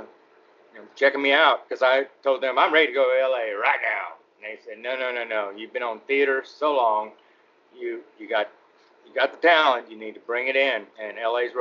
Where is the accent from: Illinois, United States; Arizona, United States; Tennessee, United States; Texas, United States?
Texas, United States; Arlington; moved away; also born or lived in Gilmer, Texas / Los Angeles; I grew up in Arlington, but a lot of my early childhood was in Gilmer